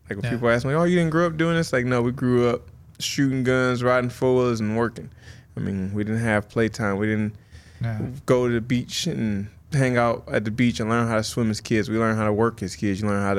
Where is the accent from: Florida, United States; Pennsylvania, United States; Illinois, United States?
Illinois, United States; Rockton; also born or lived in Rockford; Rockton. I was born in Rockford, but Rockton is like 5-10 minutes outside of it. It's a smaller town.